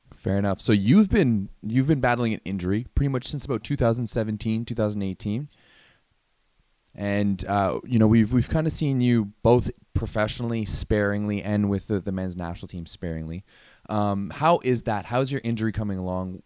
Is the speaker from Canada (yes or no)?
yes; Ottawa, Ontario, Canada; I grew up in Ottawa